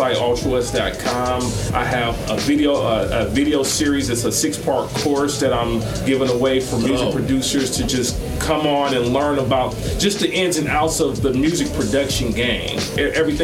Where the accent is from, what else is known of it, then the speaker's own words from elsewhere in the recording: Los Angeles, California, United States; growing up in L.A., I remember just having music as the only refuge